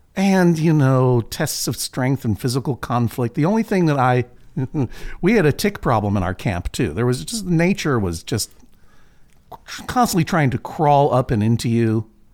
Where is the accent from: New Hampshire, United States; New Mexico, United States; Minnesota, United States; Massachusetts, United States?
Massachusetts, United States; Boston; now in Portland, United States; my hometown, sort of, of Boston, Massachusetts